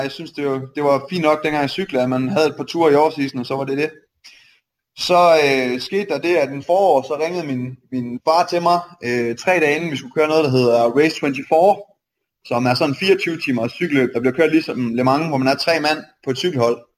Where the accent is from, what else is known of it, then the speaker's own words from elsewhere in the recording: Aarhus, Central Denmark Region, Denmark; also born or lived in Silkeborg; Jeg er født og opvokset i Aarhus, og så øh, flyttede vi til Silkeborg, da jeg blev 14, tror jeg